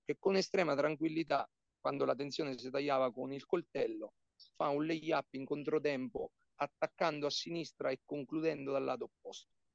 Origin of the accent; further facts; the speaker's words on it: Porto San Giorgio, Marche, Italy; sono di Porto San Giorgio, ho giocato con la San Giorgese Basket, uh, io ho cominciato a giocare alla palestra Baldassari nel 1987